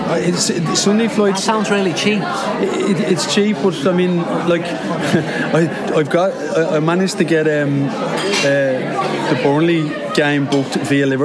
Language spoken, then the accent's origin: English; Wicklow, Leinster, Ireland; I'm from Wicklow Town in Ireland.